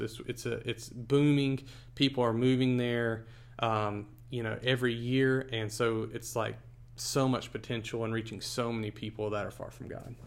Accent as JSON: {"language": "English", "town": "Charlotte", "region": "North Carolina", "country": "United States", "tie": "born or raised there", "moved": "as an adult", "lives_now": "Irvine, United States", "said": "We grew up in North Carolina, Charlotte area of North Carolina"}